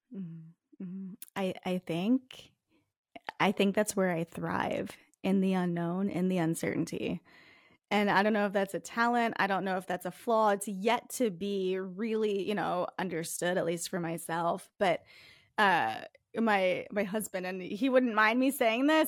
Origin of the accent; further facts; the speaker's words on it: Northeast, United States; accent: Northeast; moved away as an adult; also born or lived in Minnesota; My Northeast accent